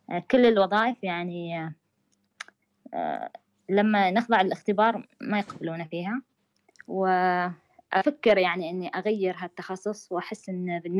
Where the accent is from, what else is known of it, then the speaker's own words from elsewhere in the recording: Oman; أنا خريجة ترجمة من سلطنة عمان